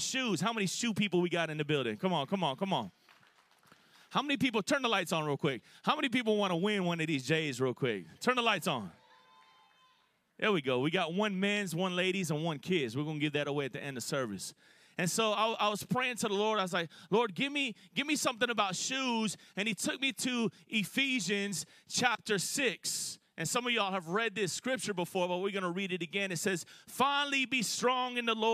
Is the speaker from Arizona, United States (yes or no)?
no; Florida, United States; My wife, you know, we're both from Florida